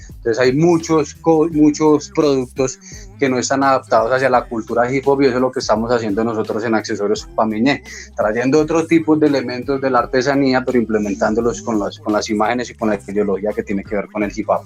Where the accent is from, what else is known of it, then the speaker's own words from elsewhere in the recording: Colombia; como indígenas, como colombianos